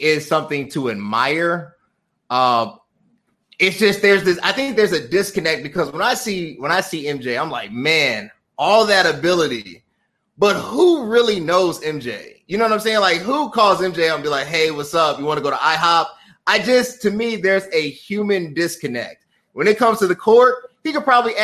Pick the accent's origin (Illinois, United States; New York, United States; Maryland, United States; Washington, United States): Illinois, United States; Chicago; I'm from Chicago, or at least the suburbs of Chicago.